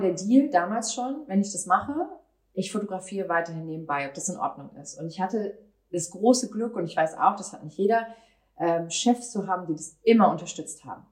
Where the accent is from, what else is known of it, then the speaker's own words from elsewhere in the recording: Cuxhaven, Lower Saxony, Germany; now in Hamburg, Germany; Ich bin äh, in Cuxhaven in meiner Heimat